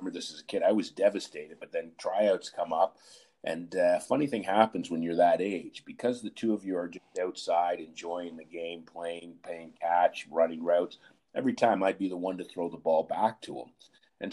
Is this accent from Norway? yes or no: no; Ottawa, Ontario, Canada; also born or lived in Montreal; I'm originally from Montreal, but I grew up in Ottawa